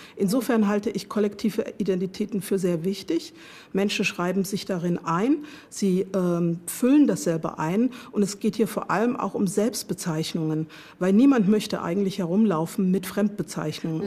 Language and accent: German; Germany; Ich bin in der DDR aufgewachsen, geboren, aufgewachsen äh, und habe dort meine Sozialisation erfahren